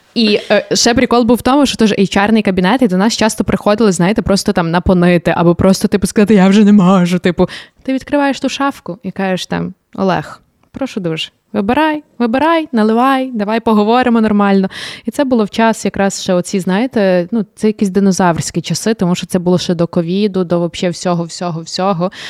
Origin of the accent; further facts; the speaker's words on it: Sykhiv, Lviv Oblast, Ukraine; я виросла на Сихові